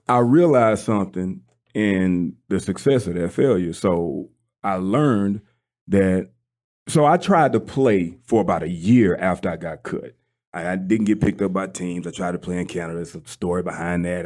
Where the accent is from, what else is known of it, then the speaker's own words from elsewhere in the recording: South Mississippi, United States; I'm from South Mississippi